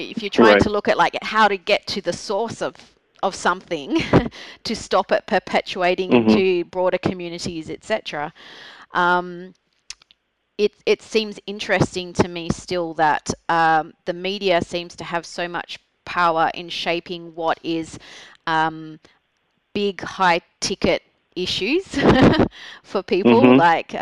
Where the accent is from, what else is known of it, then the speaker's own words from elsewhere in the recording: Australia; I'm Australian